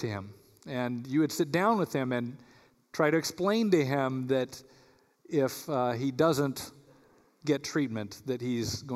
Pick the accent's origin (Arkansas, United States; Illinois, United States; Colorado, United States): Colorado, United States; now in Michigan, United States; I'm from Colorado